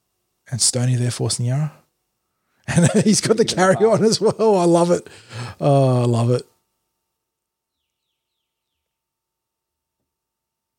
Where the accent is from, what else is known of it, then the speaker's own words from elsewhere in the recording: Australia; the pains of an Aussie NFL fan having to get up early